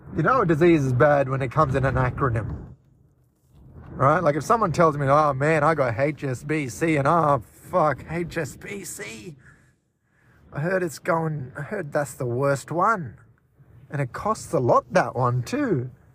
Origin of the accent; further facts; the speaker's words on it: Australia; I'm from mainland Australia, technically